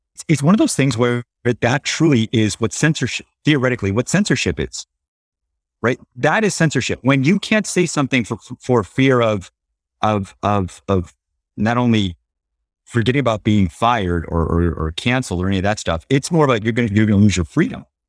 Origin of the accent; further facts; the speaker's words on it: Los Angeles, California, United States; I'm Latino, you know, born and raised here in L